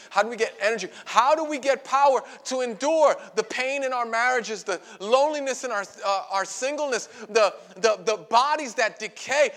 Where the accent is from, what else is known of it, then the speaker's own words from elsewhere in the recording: New York City, New York, United States; I grew up in Brooklyn